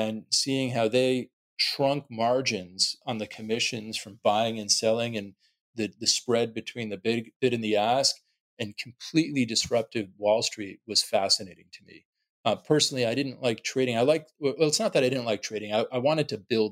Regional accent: New York City, New York, United States; growing up in New York City, one of the financial capitals of the world

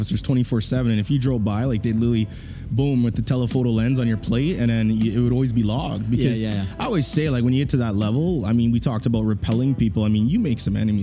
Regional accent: Edmonton, Alberta, Canada; I'm a proud Canadian

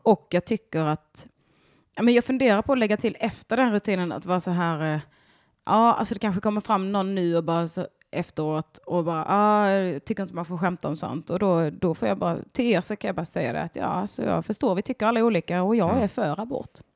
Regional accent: Bjärnum, Skåne, Sweden; also born or lived in Ballingslöv; jag är från Bjärnum och Ballingslöv

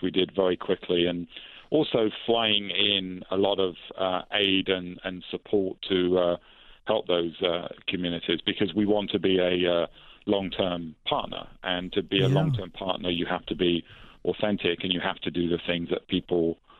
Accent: London, United Kingdom

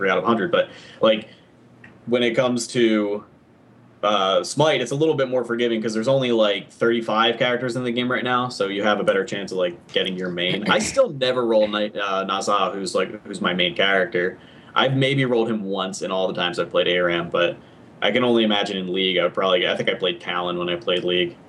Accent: Philadelphia, Pennsylvania, United States; I'm from Philly

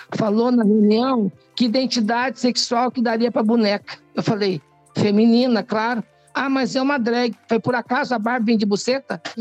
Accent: Minas Gerais, Brazil; moved away; Eu sou mineira, eu sou religiosa, eu rezo muito, eu tenho oratório em casa

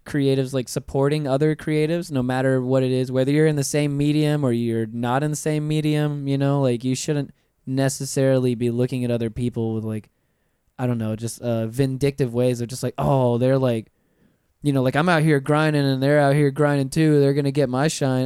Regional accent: Pensacola, Florida, United States; moved away as an adult; now in Orlando, United States; I'm originally from Pensacola

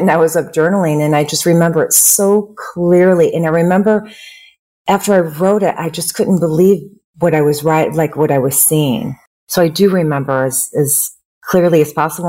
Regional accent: Chicago, Illinois, United States; also born or lived in Bay Area, California; now in Bend, United States; I'm originally from the Midwest, from Chicago.

